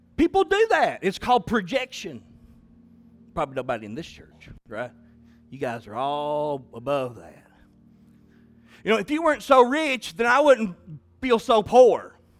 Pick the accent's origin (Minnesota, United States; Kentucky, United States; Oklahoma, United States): Kentucky, United States; Southeastern; I'm from Southeastern Kentucky